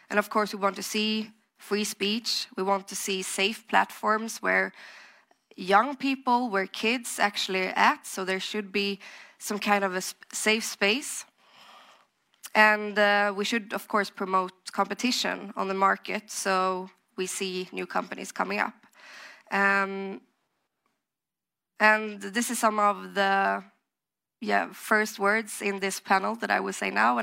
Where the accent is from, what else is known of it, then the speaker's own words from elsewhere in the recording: Sweden; I'm from Sweden, and there I also work with fintech